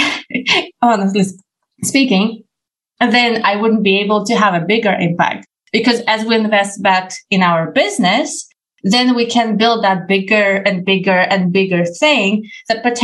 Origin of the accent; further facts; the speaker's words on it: Ukraine; I come from Ukraine